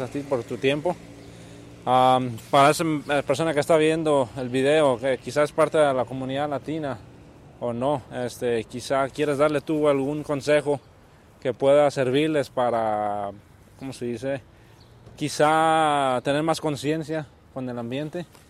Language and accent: Spanish; Nayarit, Mexico; now in Oregon, United States; de Nayarit, de donde soy yo